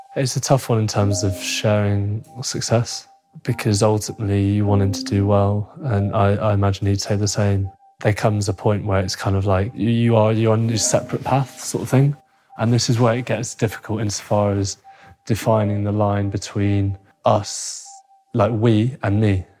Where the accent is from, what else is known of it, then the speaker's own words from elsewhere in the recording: Cheshire, North West England, United Kingdom; also born or lived in Hounslow, London; We grew up originally in Hounslow. We moved up to Cheshire when we were seven.